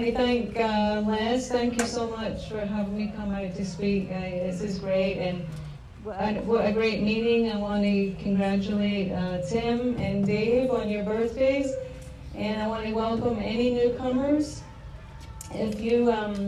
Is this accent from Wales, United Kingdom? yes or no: no; Scotland, United Kingdom; moved away as an adult; I was born and raised in Scotland